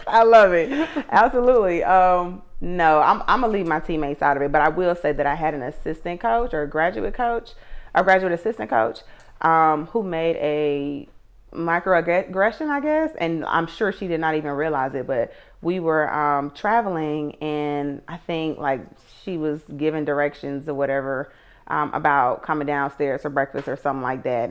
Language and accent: English; Atlanta, Georgia, United States; I'm from Atlanta, um, and I went to Tri Cities High School